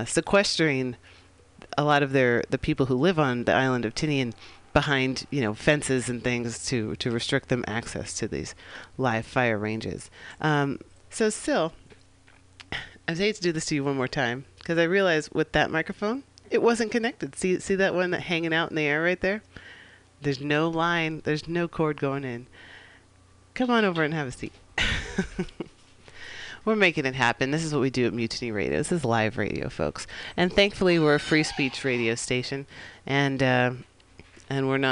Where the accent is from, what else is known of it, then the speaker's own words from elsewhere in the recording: San Francisco, California, United States; We're broadcasting live here from the Mission District of San Francisco, my hometown